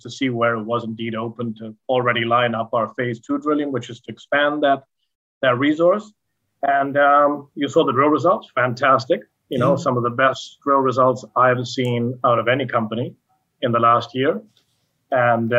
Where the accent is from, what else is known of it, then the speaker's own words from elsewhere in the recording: Argentina; now in Canada; I grew up in Argentina on a farm that had many more bees